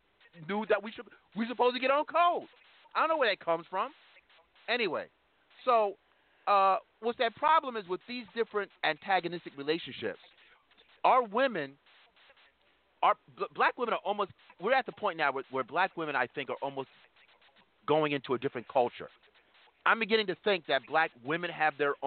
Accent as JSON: {"language": "English", "region": "New York", "country": "United States", "said": "I'm from New York"}